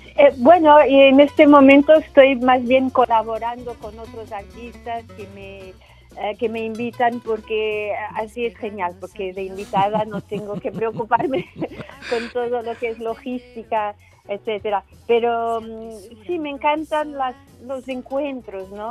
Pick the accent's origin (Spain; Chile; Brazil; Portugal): Portugal; como portuguesa